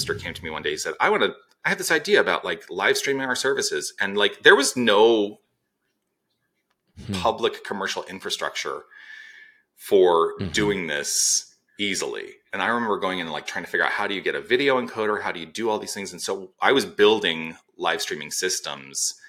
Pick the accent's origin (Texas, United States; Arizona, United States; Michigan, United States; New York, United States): Arizona, United States; Tucson; moved away as an adult; also born or lived in Los Angeles / Toronto; I was born and raised in Tucson.